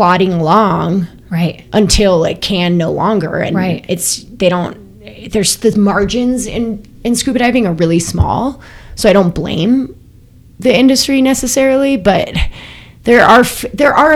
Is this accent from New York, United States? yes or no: no; Colorado, United States; moved away as an adult; I was from Colorado